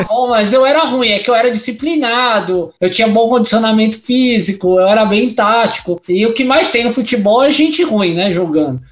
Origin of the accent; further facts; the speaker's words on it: São Paulo, Brazil; eu sou da ZL, nasci ali na Vila Formosa, aí rodei Vila Industrial, Parque São Lucas, é, São Mateus